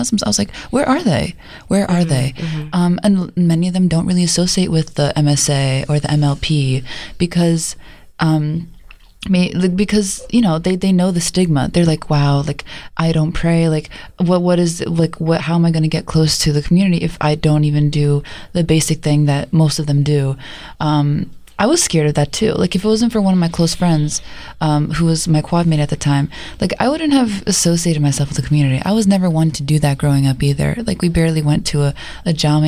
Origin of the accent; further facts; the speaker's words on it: Turkey; moved away; I'm from Turkey